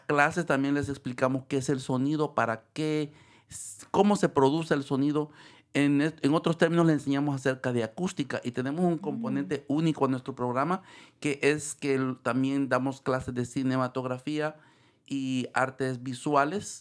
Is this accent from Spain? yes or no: no; El Salvador; moved away as an adult; now in San Rafael, United States; me gradué en El Salvador, soy de El Salvador